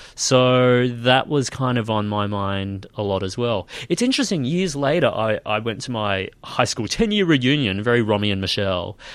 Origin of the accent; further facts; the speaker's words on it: Nambour, Queensland, Australia; moved away; I was born in Nambour